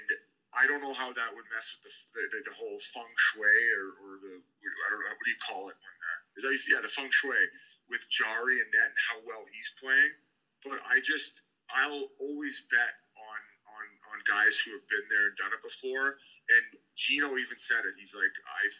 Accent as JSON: {"language": "English", "town": "Welland", "region": "Ontario", "country": "Canada", "tie": "born or raised there", "said": "I grew up in Welland, Ontario, which is 40 minutes from Buffalo"}